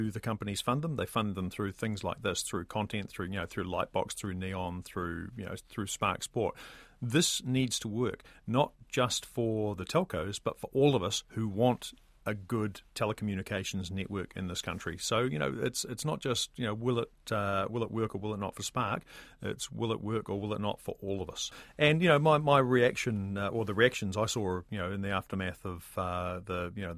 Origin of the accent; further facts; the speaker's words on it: New Zealand; as a New Zealander